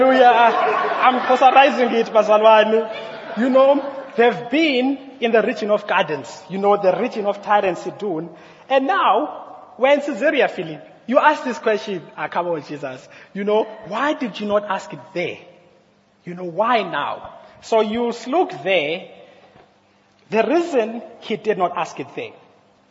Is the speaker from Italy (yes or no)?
no; Mthatha, Eastern Cape, South Africa; I was born in Umtata, and I was placed around, I've been in places around Umtata